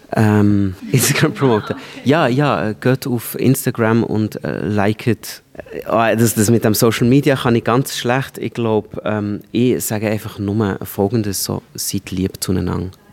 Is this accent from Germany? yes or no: no; Switzerland; aufwachsen in der Schweiz, ich bin auf dem Land aufgewachsen